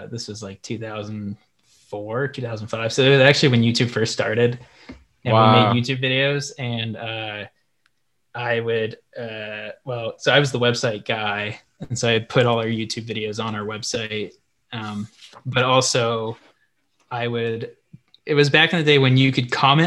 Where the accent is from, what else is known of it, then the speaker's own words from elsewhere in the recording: Portland, Oregon, United States; I'm from Portland, Oregon, and then I went to the University of Oregon